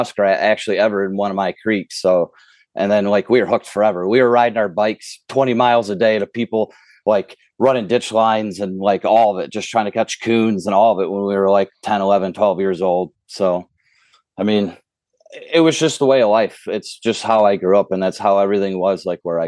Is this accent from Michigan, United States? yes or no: yes; the Thumb, Michigan, United States; I grew up in the Thumb